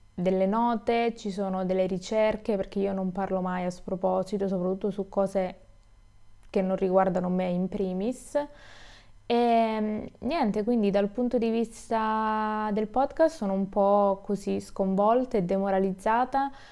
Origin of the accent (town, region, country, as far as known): Italy